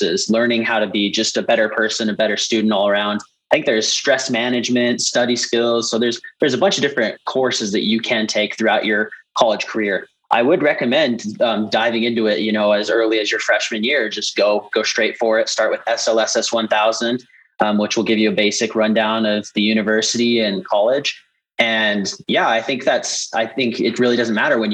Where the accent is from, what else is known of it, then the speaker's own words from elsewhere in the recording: Centerville, Utah, United States; I'm from Centerville, Utah